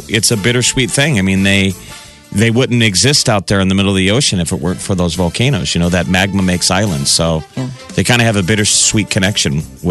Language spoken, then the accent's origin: English; United States; I grew up on Burke Street.